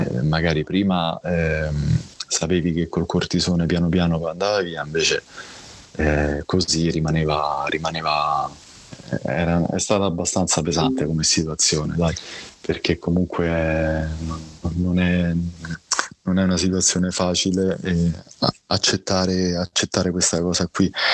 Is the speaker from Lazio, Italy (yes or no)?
yes; Rome, Lazio, Italy; io sono di Roma, sono nato a Roma, ho 41 anni